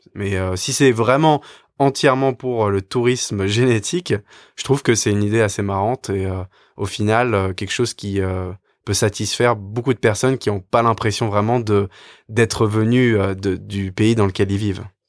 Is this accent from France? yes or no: yes; France; en tant que Français